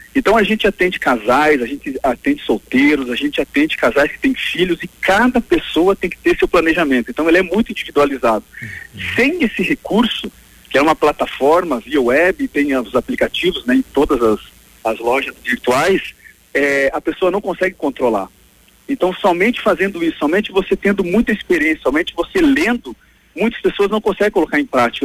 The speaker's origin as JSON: {"language": "Portuguese", "town": "Pato Branco", "region": "Paraná", "country": "Brazil", "tie": "born or raised there", "said": "eu sou nascido e criado em Pato Branco"}